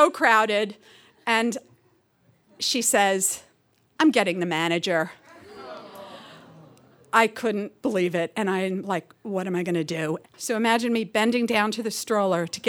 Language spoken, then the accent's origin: English; New York City, New York, United States; moved away; also born or lived in Seattle; I'm from New York originally, from Woodside, Queens